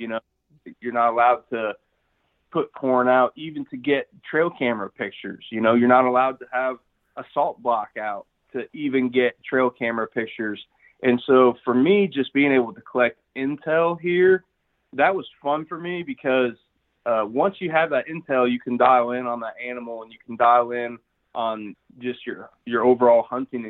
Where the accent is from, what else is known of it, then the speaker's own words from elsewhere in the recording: central Illinois, United States; moved away as an adult; also born or lived in Pike County, Illinois; now in Oklahoma, United States; I'm from Illinois originally, born and raised in the central part of the state.